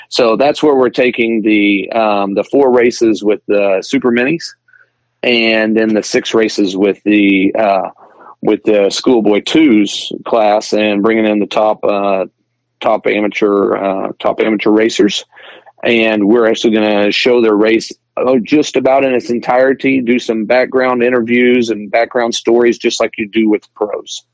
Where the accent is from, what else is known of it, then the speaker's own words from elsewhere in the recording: Springfield, United States; Springfield, my hometown